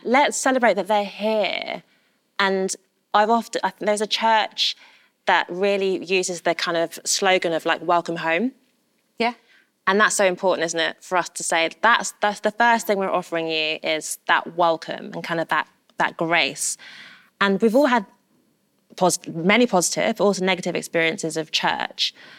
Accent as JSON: {"language": "English", "region": "London", "country": "United Kingdom", "said": "I'm such a Londoner"}